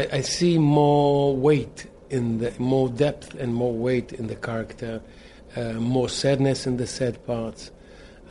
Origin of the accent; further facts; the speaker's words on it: Israel; we are from Israel, remote Israel